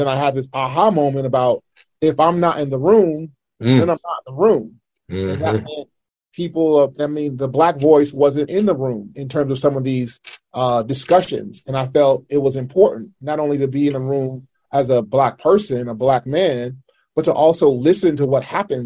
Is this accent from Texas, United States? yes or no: no; Milpitas, California, United States; I grew up in Milpitas, which is a very diverse community